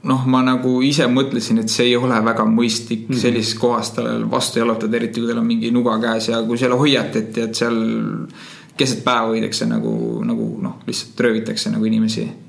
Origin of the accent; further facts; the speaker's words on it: Estonia; et ma võin öelda küll, et oh, ma olen Euroopast, ma ei ole usakas, aga noh, nendeks ei ole vahet, on ju. et kui ma nüüd Estonia, siis nad mõtlevad, et Estonia on mingi, mingi osa Põhja-Ameerikast